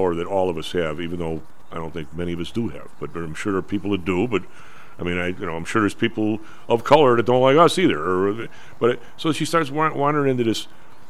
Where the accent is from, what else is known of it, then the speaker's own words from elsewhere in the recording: Illinois, United States; I'm from Illinois